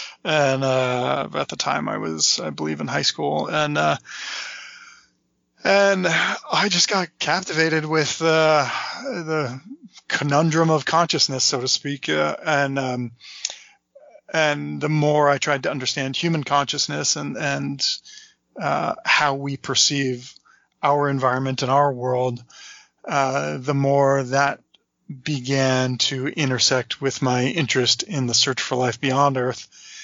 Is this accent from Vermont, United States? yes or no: yes; Manchester, Vermont, United States; Born and raised in the Green Mountains of Vermont.